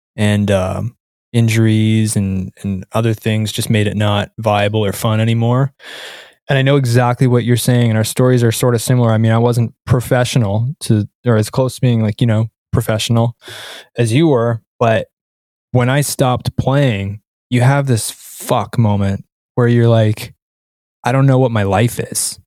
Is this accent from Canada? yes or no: yes; Canada; I'm, I'm Canadian, right? So I grew up where hockey is life